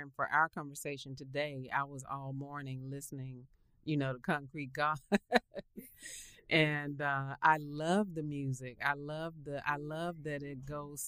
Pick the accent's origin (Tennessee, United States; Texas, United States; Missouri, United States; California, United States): Tennessee, United States; Memphis; I'm originally from Memphis, Tennessee